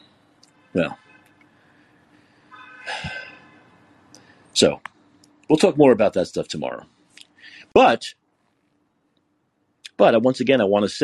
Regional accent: New York City, New York, United States; I'm from New York. I'm from Brooklyn

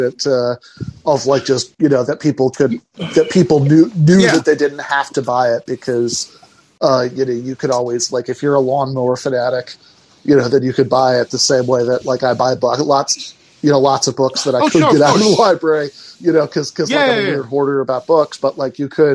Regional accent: East Lansing, Michigan, United States; I grew up in East Lansing, Michigan

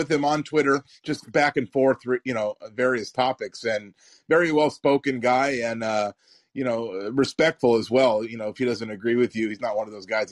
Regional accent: Sandusky, Ohio, United States; now in California, United States; I'm from Sandusky

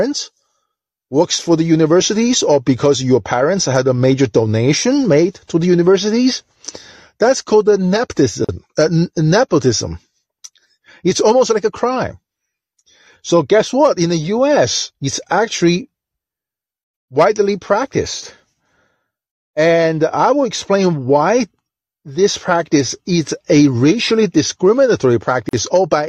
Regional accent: China; now in United States; I'm from China, and Chinese are very big on education

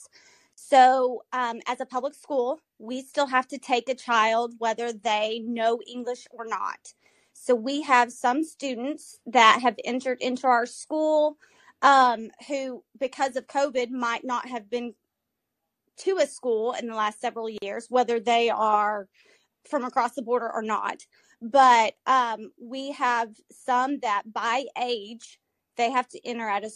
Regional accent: Texas, United States; I'm born and raised in Texas, very proud

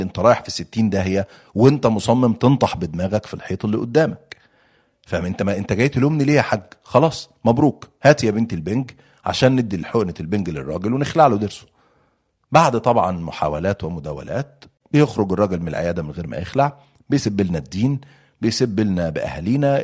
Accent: Egypt; عندنا في مصر

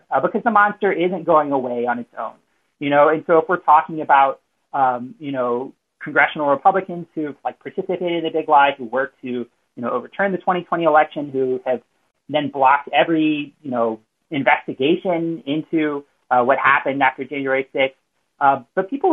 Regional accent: South Louisiana, United States; now in Philadelphia, United States; I'm from South Louisiana, but, you know, I live in Philly now

